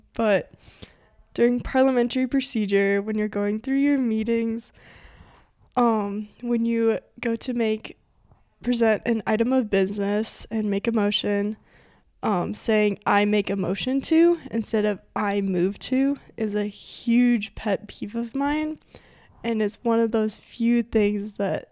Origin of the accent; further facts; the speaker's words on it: Forest Grove, Montana, United States; I grew up in Forest Grove, Montana, which I love to say is a real-life ghost town.